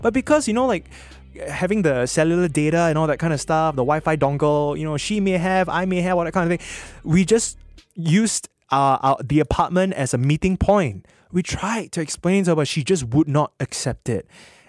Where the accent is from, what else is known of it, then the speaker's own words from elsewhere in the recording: Singapore; we're Singaporean, right? We're Singaporean.